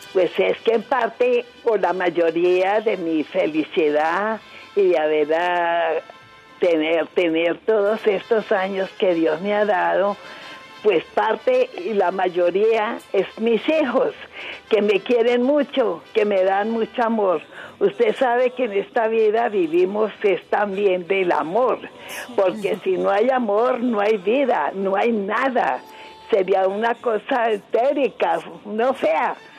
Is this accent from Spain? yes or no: no; Toro, Valle del Cauca, Colombia; moved away as an adult; also born or lived in Cali / Restrepo, Valle del Cauca; now in Bogotá, Colombia; somos del Valle de Toro